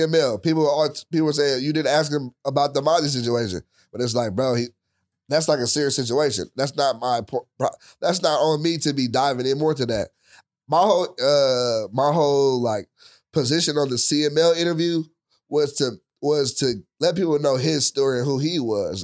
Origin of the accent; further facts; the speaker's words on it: Richmond, California, United States; where I grew up, I, I'm from Richmond, it wasn't the best